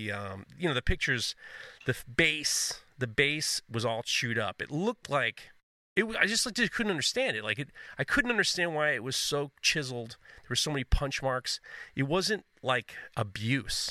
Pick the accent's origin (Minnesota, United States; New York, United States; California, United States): New York, United States; New York City; also born or lived in Brooklyn; I'm from Manhattan.